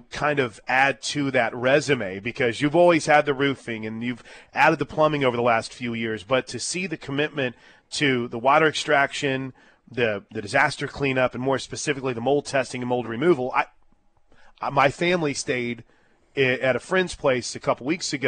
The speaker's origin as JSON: {"language": "English", "town": "Wood River", "region": "Illinois", "country": "United States", "tie": "born or raised there", "also_born_or_lived": "St. Louis", "said": "I was from Wood River, Illinois. Proud 618er"}